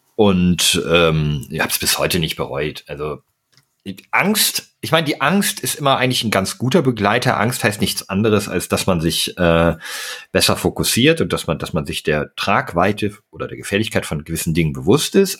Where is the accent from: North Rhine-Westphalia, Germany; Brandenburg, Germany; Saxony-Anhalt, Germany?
North Rhine-Westphalia, Germany; Münsterland; ich bin im, im Münsterland aufgewachsen